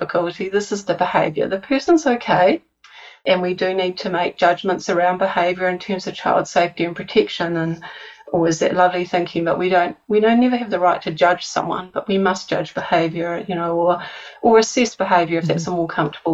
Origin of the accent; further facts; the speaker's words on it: New Zealand; accent: New Zealand; my New Zealand accent